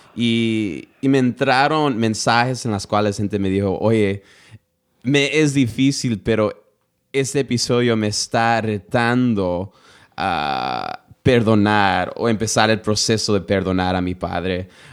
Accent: United States; yo nací en los Estados Unidos

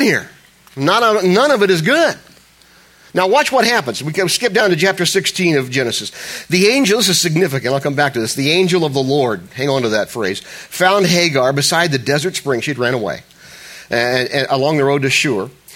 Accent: Ohio, United States; I was raised in Ohio

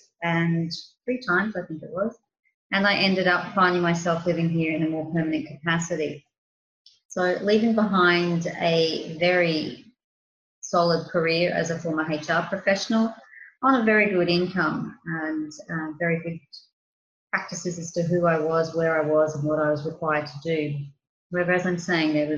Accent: Australia; moved away as an adult; now in Crete, Greece; I'm an Australian, and 4 or 5 years ago now, I was doing different things in my home country

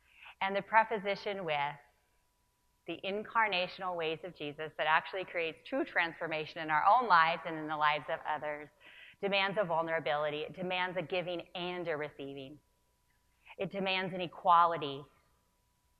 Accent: Northern California, United States; I was raised in Northern California

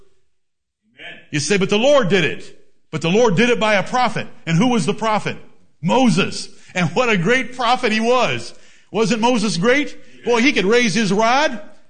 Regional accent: England, United Kingdom; I am English

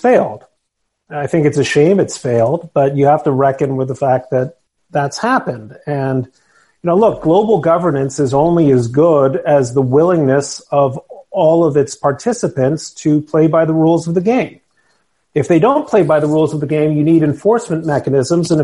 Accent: Mexico City, Mexico; now in Westchester County, United States; I grew up in Mexico City

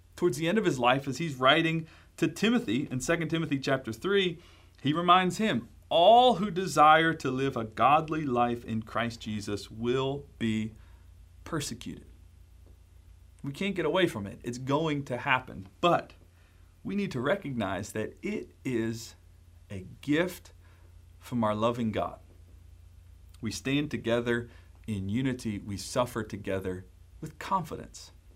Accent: Baltimore, Maryland, United States; I'm from Baltimore, Maryland

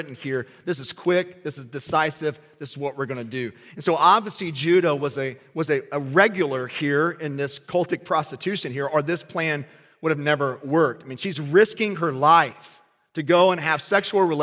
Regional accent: Kentucky, United States; I grew up in Kentucky

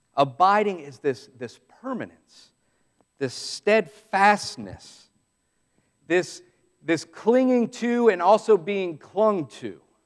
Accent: Southeast, United States; some of us growing up in the Southeast

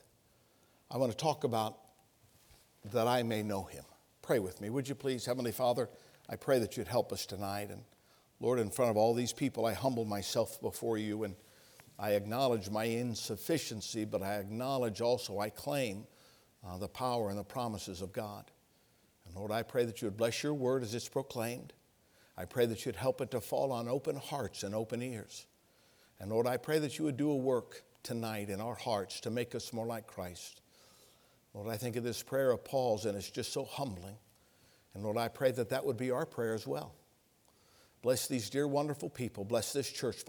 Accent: Ohio, United States; moved away as an adult; I'm from Ohio. I lived my teenage years in Ohio

